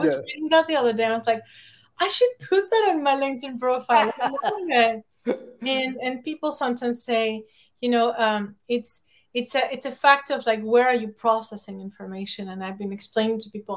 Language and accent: English; Mexico City, Mexico; English is a second language; moved away; I grew up in Mexico City. It used to be called DF, and now it's like Mexico City